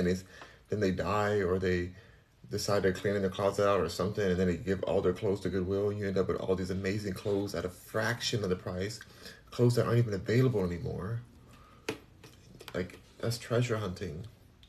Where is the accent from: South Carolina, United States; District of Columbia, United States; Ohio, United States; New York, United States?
Ohio, United States; Cincinnati; Only because I'm from Cincinnati.